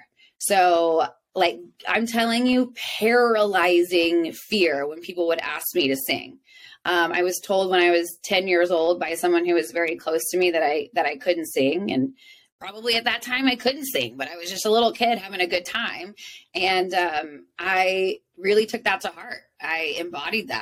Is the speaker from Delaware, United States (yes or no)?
no; South Texas, United States; moved away as an adult; now in Nashville, United States; I grew up in South Texas with a single father